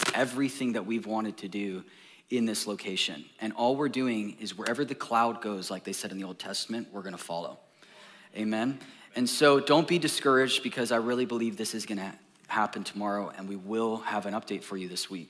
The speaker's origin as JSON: {"language": "English", "area": "Orange County", "region": "California", "country": "United States", "moved": "yes", "lives_now": "Texas, United States", "said": "I come from Orange County, California"}